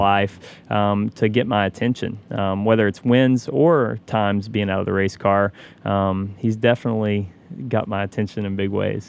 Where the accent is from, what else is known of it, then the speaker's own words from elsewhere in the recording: Knoxville, Tennessee, United States; I grew up in Knoxville, Tennessee